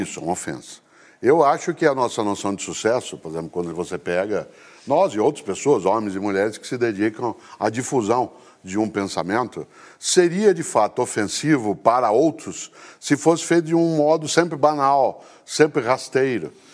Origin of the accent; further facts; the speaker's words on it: Londrina, Paraná, Brazil; em Londrina, né, que é a cidade onde nasci